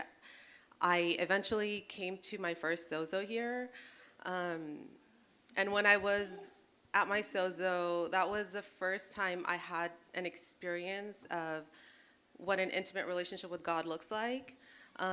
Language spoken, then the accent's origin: English; California, United States; moved away as an adult; now in Hawaii, United States; I'm originally born and raised in California